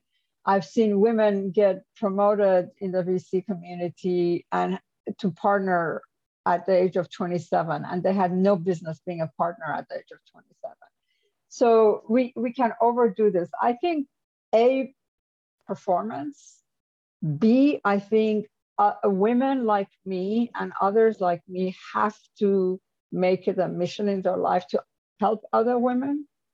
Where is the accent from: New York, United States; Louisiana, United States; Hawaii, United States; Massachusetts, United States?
New York, United States; also born or lived in Japan / United Kingdom / France / Germany; This is, you know, I come from New York. I worked in Japan. I worked in UK. I worked in France and Germany.